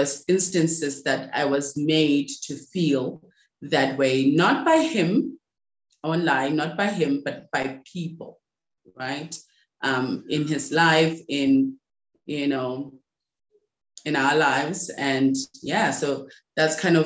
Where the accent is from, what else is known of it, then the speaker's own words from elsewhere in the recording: Rustenburg, North West, South Africa; I'm from South Africa, born and raised in a place called Rustenburg in, you know, South Africa, in the Northwest.